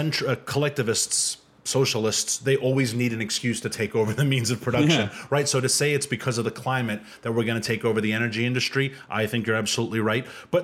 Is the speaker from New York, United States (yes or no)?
yes; New York City, New York, United States; I'm from Queens.